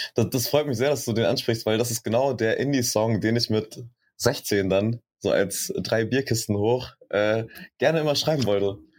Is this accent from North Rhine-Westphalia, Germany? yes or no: no; Schweinfurt, Bavaria, Germany; now in Berlin, Germany; ich bin in Schweinfurt aufgewachsen, das ist auch in Bayern